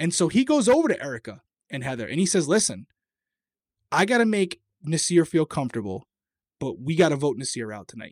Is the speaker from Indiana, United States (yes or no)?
no; Rhode Island, United States; accent: Rhode Island; my Rhode Island accent came out there